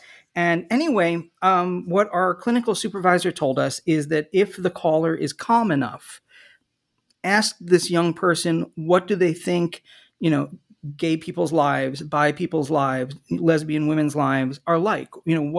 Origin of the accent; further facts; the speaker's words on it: New Jersey, United States; Well, sure. I grew up in the Philadelphia area in southern New Jersey in the 1970s.